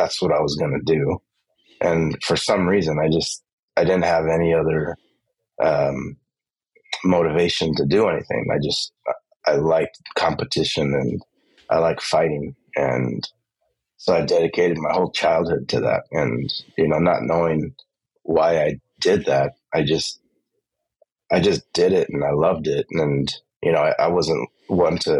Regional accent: Los Angeles, California, United States; I grew up in East

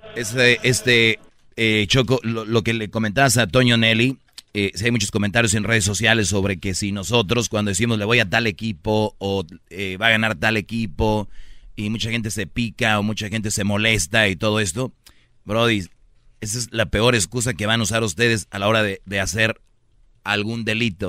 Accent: San Nicolás de los Garza, Nuevo León, Mexico; yo soy de San Nicolás

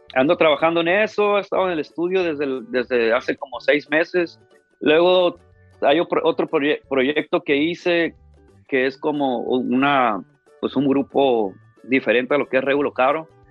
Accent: Ciudad Obregón, Sonora, Mexico; now in Los Angeles, United States; yo nací aquí en Los Ángeles, pero desde muy chiquito, desde como 3, 4 años me llevaron a México y prácticamente crecí en Ciudad Obregón, Sonora toda mi vida

